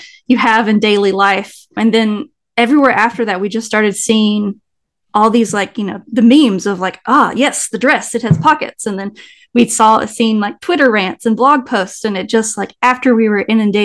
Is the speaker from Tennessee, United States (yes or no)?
yes; Nashville, Tennessee, United States; also born or lived in New York; now in San Antonio, United States; I currently live in San Antonio, Texas, but I'm originally from Nashville, Tennessee